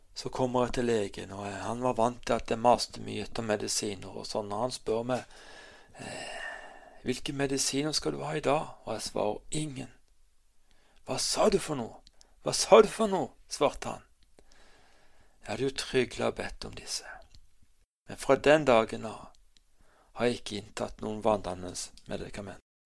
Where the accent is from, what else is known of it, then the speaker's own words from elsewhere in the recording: Kristiansand, Agder, Norway; Jeg er født og oppvokst i Kristiansand